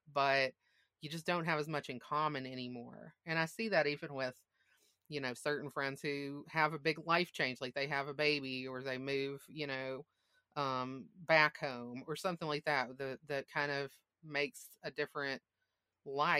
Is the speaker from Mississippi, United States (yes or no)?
yes; Mississippi, United States; moved away as an adult; also born or lived in Massachusetts; I grew up in Mississippi and I went to college away